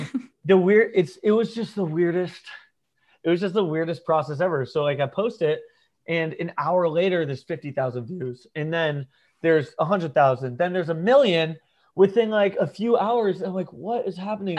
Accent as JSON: {"language": "English", "town": "Ponte Vedra Beach", "region": "Florida", "country": "United States", "tie": "born or raised there", "also_born_or_lived": "Norwalk, Connecticut / St. Louis / New York", "said": "I was born in Connecticut, uh, Norwalk, Connecticut, and but I don't really say I'm from there because I moved when I was three. So I okay. moved to Ponte Vedra Beach, Florida, which is a Northeast Florida, um, like small golf beach town. So I grew up here"}